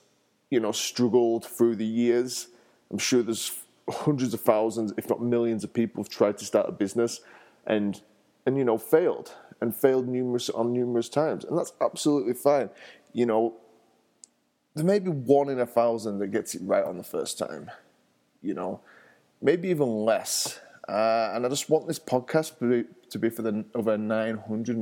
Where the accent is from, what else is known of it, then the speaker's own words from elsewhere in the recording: England, United Kingdom; now in Denver, United States; I'm from England originally, and I live in the States. I live in Denver